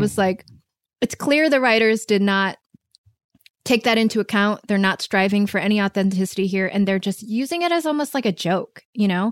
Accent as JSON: {"language": "English", "region": "Michigan", "country": "United States", "tie": "born or raised there", "also_born_or_lived": "San Francisco", "moved": "yes", "lives_now": "Los Angeles, United States", "said": "I was born and raised in Michigan"}